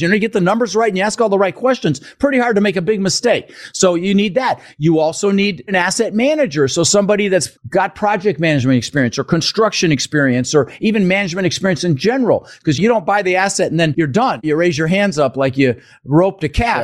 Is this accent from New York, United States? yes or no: no; Denver, Colorado, United States; also born or lived in Netherlands; I was born in the Netherlands, wooden shoes and windmills. Immigrated when I was six years old with my brother Albert, my mother's Vanja. Ended up in Denver, Colorado